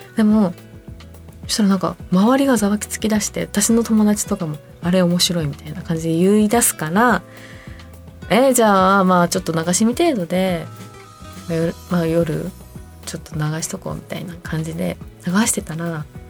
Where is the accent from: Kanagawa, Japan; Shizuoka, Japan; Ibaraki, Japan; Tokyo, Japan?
Kanagawa, Japan; Fujisawa; 私の地元にあるサウナで藤沢の